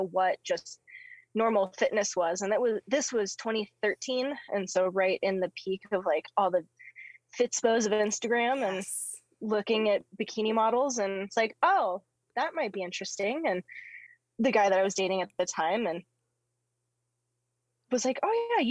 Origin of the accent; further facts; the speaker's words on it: Carson City, Nevada, United States; So I grew up in Carson City, Nevada, and so in the backyard of Lake Tahoe